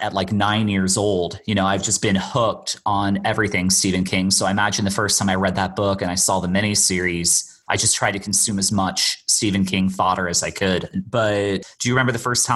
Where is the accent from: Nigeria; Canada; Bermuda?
Bermuda; for the most part, I grew up in Bermuda